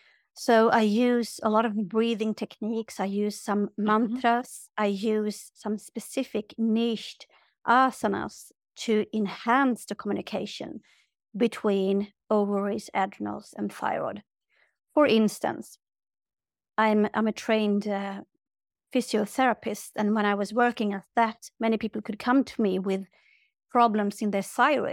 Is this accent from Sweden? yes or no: yes; Sweden; like I'm from Sweden, born and raised, and they call us like menopause cows